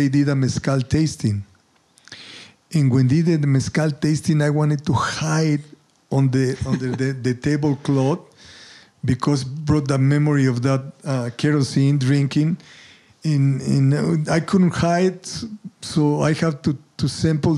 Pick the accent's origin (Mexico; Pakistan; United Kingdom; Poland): Mexico; Mexico City; moved away as an adult; now in Santa Fe, United States; born and raised in Mexico City